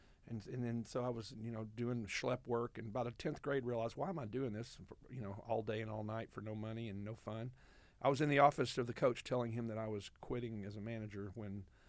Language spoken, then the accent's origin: English; Little Rock, Arkansas, United States; And I grew up in what at the time was West Little Rock, which was a little bit past Cantrell and University, until I was 8 years old.